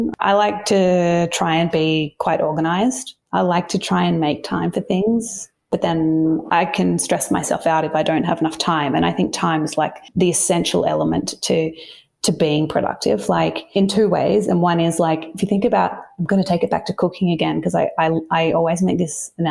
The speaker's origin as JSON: {"language": "English", "town": "Melbourne", "region": "Victoria", "country": "Australia", "tie": "born or raised there", "moved": "as an adult", "lives_now": "Sydney, Australia", "said": "I grew up in Melbourne and spent a lot of time there. And now Sydney feels like home."}